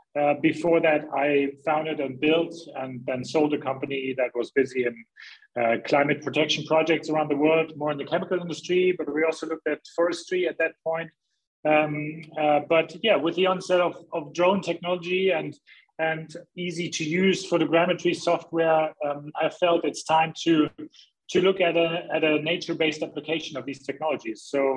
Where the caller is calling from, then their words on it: Hamburg, Germany; English is a second language; Well, I'm in beautiful gray Hamburg, northern Germany. That's my home.